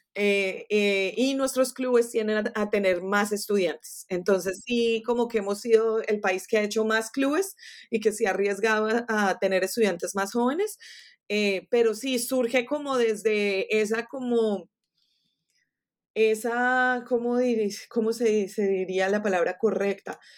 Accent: Colombia; first language Spanish; now in Florida, United States; en Colombia, de, donde yo soy

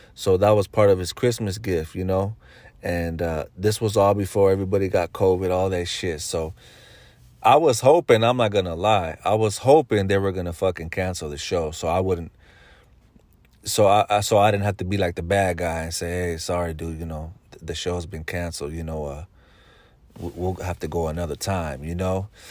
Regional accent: Bay Area, California, United States; I'm from the Bay Area

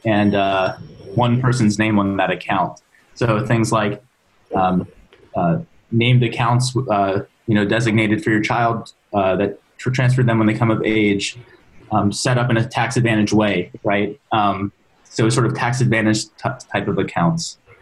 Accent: Maryland, United States; moved away as an adult; now in San Francisco, United States; I'm originally from Maryland

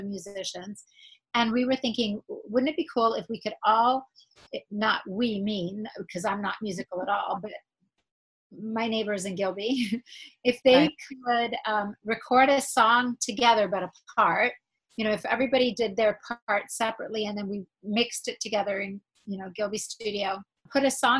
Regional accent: Israel; moved away; I was born in Israel.

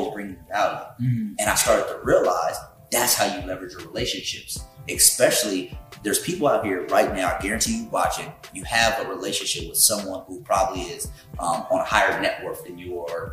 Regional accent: California, United States; I'm from Pequannock, California. Okay. Born and raised.

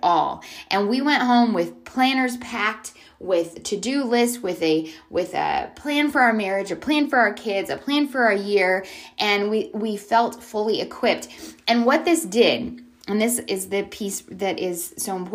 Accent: Canada; also born or lived in San Diego; now in Charlotte, United States; I grew up in Canada

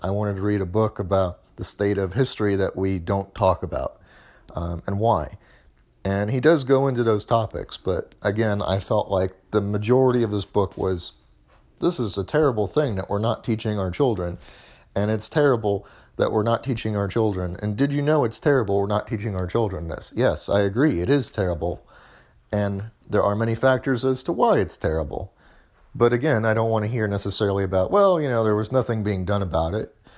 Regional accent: Missouri, United States; now in Tennessee, United States; I'm from Missouri, which is where I grew up

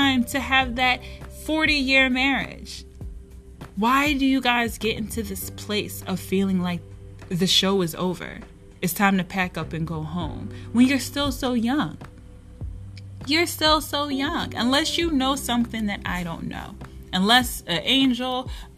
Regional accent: Philadelphia, Pennsylvania, United States; I'm from Philadelphia

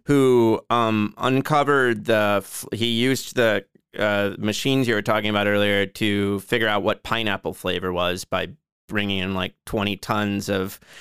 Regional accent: Joliet, Illinois, United States; my hometown of Joliet

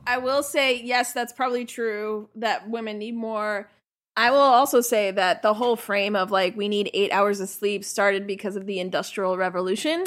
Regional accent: New York City, New York, United States; I grew up in Sunset Park

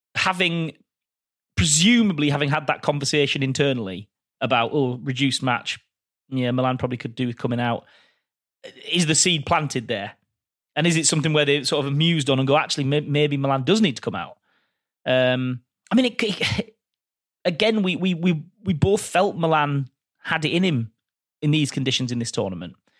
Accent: England, United Kingdom; we're English

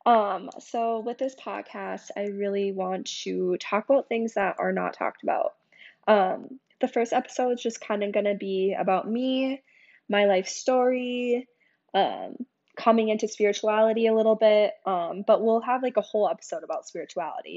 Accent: St. Paul, Minnesota, United States; now in Minneapolis, United States; I grew up in St. Paul, Minnesota

